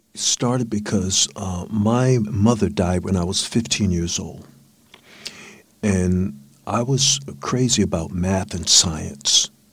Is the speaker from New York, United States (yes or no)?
no; Northern Virginia, United States; I was born in Northern Virginia, in a rural town in Northern Virginia